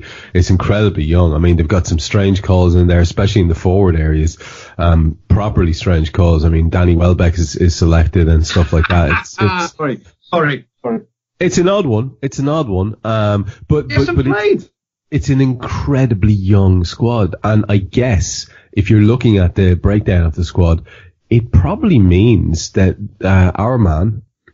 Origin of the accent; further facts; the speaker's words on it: Ireland; as an Irishman